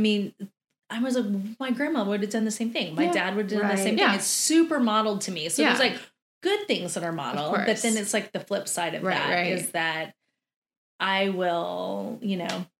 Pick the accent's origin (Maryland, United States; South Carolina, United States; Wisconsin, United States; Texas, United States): Texas, United States; we're from Texas.